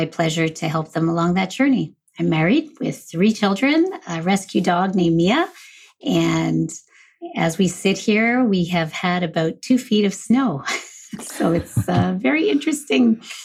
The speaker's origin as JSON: {"language": "English", "town": "Montreal", "region": "Quebec", "country": "Canada", "moved": "yes", "lives_now": "Ottawa, Canada", "said": "I'm originally from Montreal. I live in Ottawa, Ontario, Canada"}